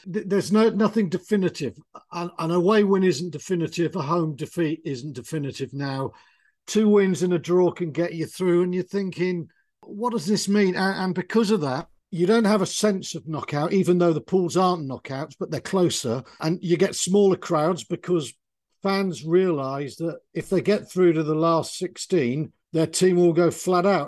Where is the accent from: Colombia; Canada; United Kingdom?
United Kingdom; Wales; I grew up in Wales